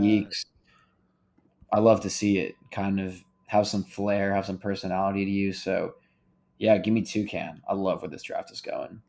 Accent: Houston, Texas, United States; we're all from Houston

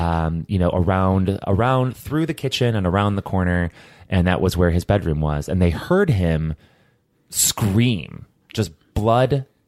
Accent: Hobart, Tasmania, Australia; which is in the hometown where I grew up in Hobart, things happen there, man.

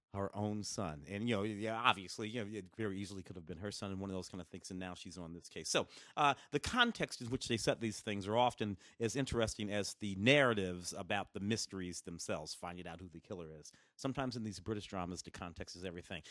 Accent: St. Louis, Missouri, United States; also born or lived in Tennessee; now in Los Angeles, United States; I was born in Tennessee, grew up in St. Louis

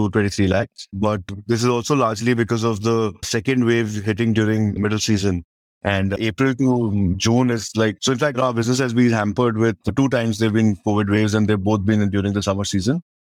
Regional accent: Chhattisgarh, India; And then we're from Chhattisgarh and nobody expects a beer coming out of Chhattisgarh. We are that remote part of the country where we will only don't expect world-class product or brands to come out.

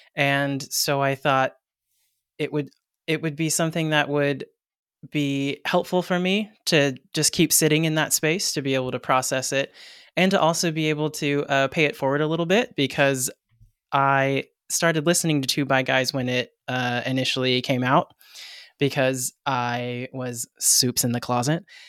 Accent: Hawaii, United States; I'm Hawaiian myself

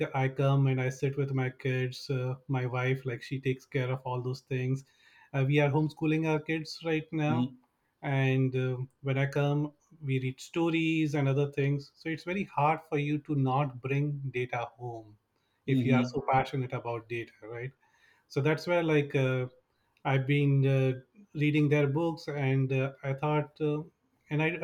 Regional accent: India; moved away as an adult; now in Bay Area, United States; I've been in the US for last 17 years, originally from India

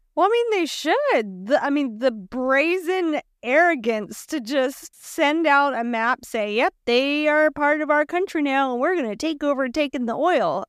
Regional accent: South Louisiana, United States; we're from South Louisiana

